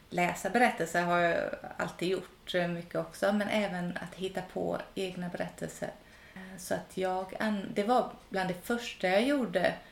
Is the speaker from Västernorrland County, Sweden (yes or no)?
no; Gothenburg archipelago, Västra Götaland, Sweden; moved away as an adult; Jag är uppvuxen i Göteborgs skärgård